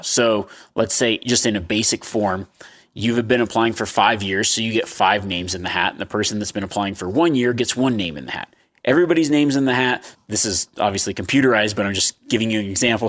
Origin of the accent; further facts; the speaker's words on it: Nevada, United States; Growing up in the state of Nevada